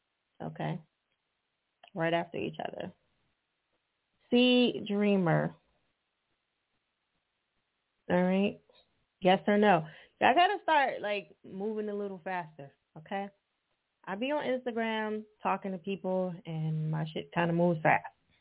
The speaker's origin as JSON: {"language": "English", "region": "New Jersey", "country": "United States", "said": "I'm from Jersey. I pronounce everything."}